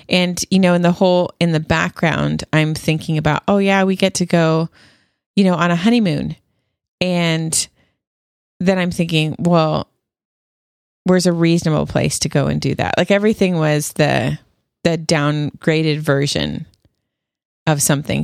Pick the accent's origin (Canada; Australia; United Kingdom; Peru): Canada; moved away; I'm still Canadian